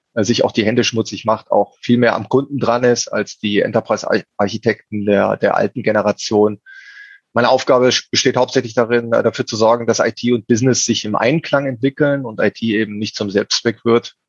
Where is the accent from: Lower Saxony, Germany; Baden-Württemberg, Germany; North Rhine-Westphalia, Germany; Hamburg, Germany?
North Rhine-Westphalia, Germany; Cologne; ich bin Kölner